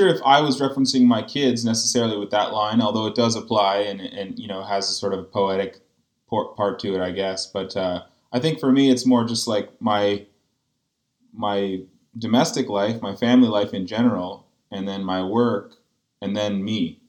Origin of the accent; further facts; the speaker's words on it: Canada; In fact, I'm quite proud to be Canadian.